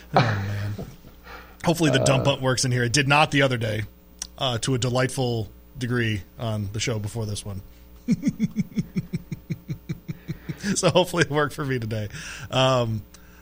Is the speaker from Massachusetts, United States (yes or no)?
no; Detroit, Michigan, United States; My family was a Stroh's family because of Detroit